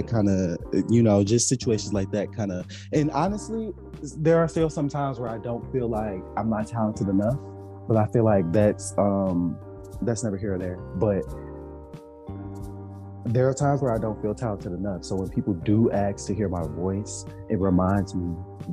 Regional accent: Detroit, Michigan, United States; I was born and raised in Detroit.

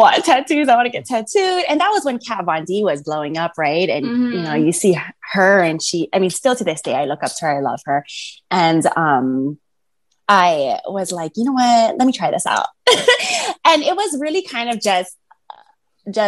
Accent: Hawaii, United States; I grew up in Hawaii

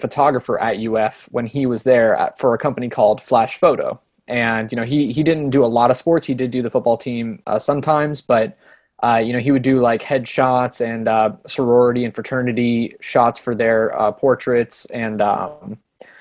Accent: Gainesville, Florida, United States; I was born in Gainesville

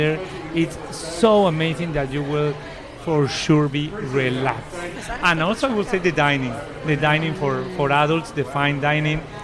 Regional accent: Peru; English is a second language; from Peru

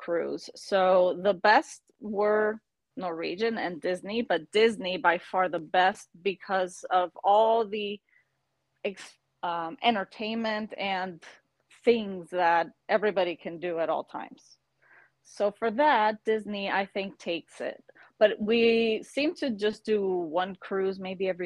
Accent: Panama; moved away as an adult; also born or lived in Miami, United States; now in Florida, United States; I am actually from Panama. And I was born and raised there with a little break in the 80s

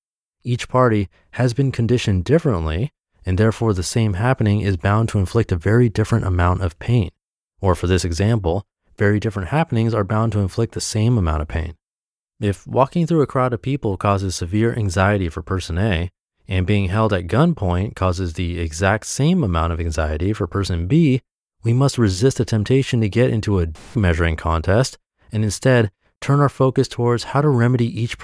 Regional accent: New England, United States; Growing up in New England, it's in my nature to be hard-nosed about these things

